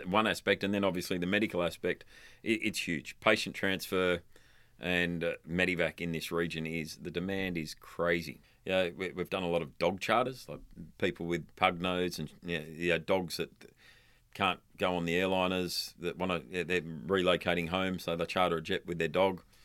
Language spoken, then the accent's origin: English; Darwin, Northern Territory, Australia; also born or lived in London; my hometown, uh, or in Darwin, the Northern Territory